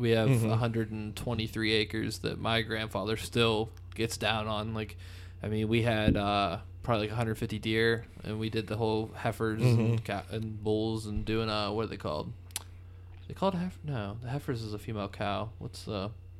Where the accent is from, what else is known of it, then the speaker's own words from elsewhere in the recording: Pennsylvania, United States; I mean, we're all from Western Pennsylvania.